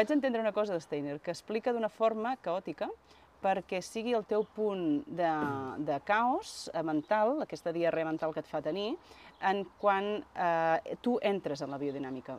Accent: Vilanova i la Geltrú, Catalonia, Spain; jo soc de Vilanova de la Geltrú

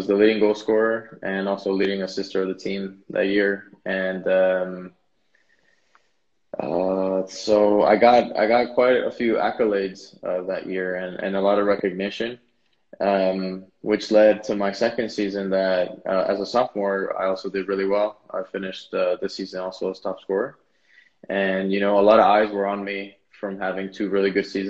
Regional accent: Switzerland; also born or lived in United States; Was born in the United States, but then I was raised in Switzerland, and that's where I currently

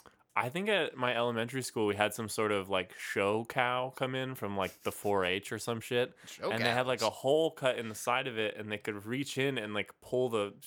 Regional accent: Northern California, United States; I'm from Northern California

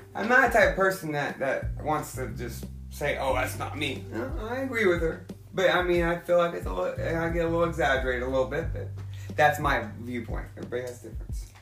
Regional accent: Oklahoma, United States; I'm from Oklahoma.

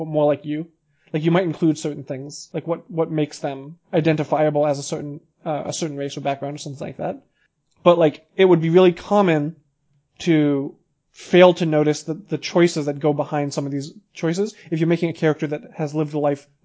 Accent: United States; My parents are both Iranian. I was raised in the United States

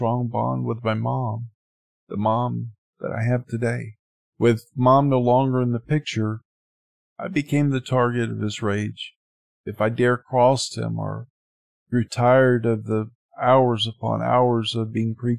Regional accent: Sylacauga, Alabama, United States; moved away; also born or lived in Jacksonville, Florida / Panama City, Florida; That was my hometown and where my grandparents and most of my other family still lived at that time.

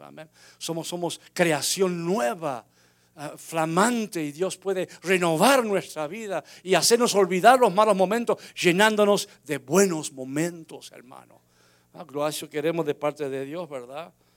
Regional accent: Unquillo, Córdoba, Argentina; moved away; also born or lived in Florida; mi pueblo Unquillo, allá en Córdoba, Argentina

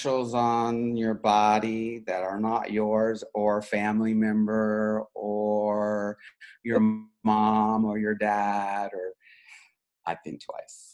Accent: Wichita, Kansas, United States; I grew up in Wichita, Kansas

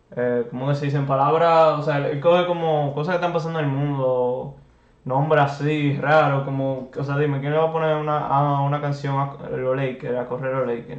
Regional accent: Dominican Republic; nos representa como dominicanos

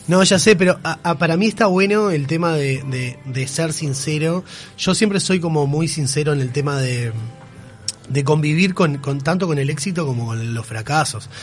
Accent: Aguas Dulces, Rocha, Uruguay; Yo de hecho soy de Aguas Dulces

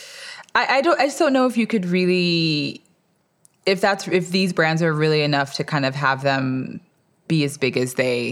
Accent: Alabama, United States; I'm from Alabama.

